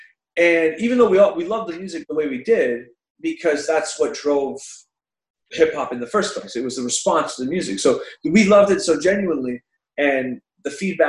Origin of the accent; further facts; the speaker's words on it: South Carolina, United States; I grew up in South Carolina in like, you know, 1998 or something like that.